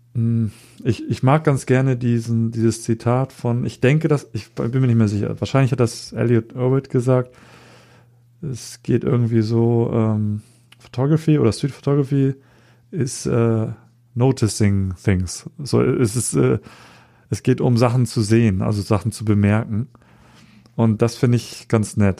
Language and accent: German; Hamburg, Germany; ich bin hier in Hamburg äh, aufgewachsen, ähm, bin hier ähm, zu Hause, äh, komme aber ursprünglich auch aus Japan.